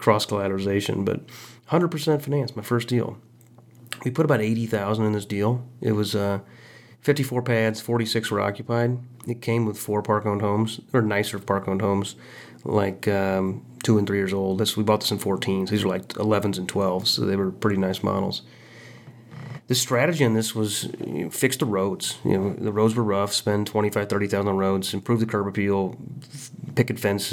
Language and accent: English; Quincy, Illinois, United States; now in Kansas City, United States; my hometown of Quincy, Illinois